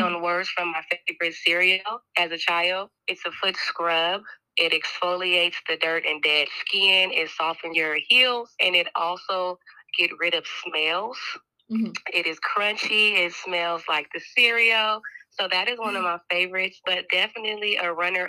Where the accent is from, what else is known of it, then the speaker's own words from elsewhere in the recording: Portland, Oregon, United States; born and raised in Portland, Oregon.